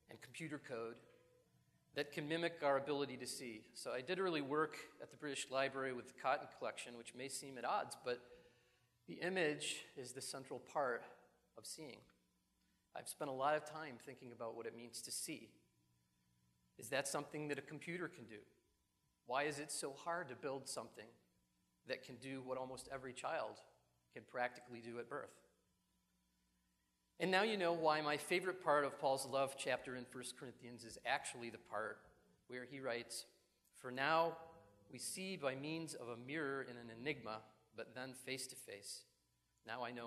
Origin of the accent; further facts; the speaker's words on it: Buffalo, New York, United States; I grew up in New York, not the city, but in upstate Buffalo